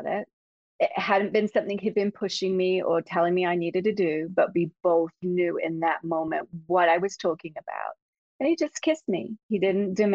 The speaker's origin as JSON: {"language": "English", "region": "England", "country": "United Kingdom", "tie": "born or raised there", "moved": "as an adult", "said": "I grew up in England, in case you didn't notice some weird accent here. I've been here 35 years now"}